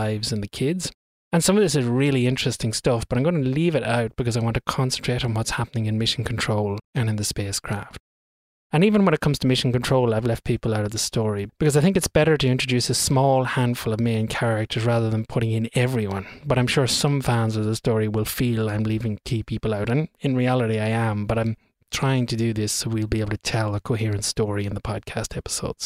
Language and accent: English; Ireland; accent: Irish; my Irish accent has an inability to pronounce THs properly